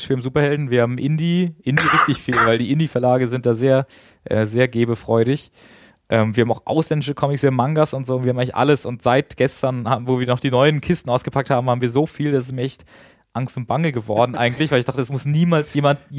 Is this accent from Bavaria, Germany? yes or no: no; Hanover, Lower Saxony, Germany; also born or lived in Kiel; also ich bin gebürtiger Kieler eigentlich, ähm, bin aber aufgewachsen in Hannover